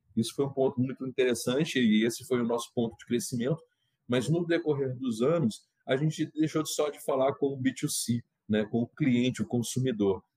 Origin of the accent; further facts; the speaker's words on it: Minas Gerais, Brazil; eu sou mineiro